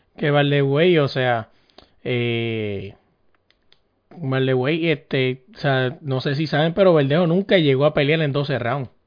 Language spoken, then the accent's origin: Spanish; Puerto Rico; somos boricua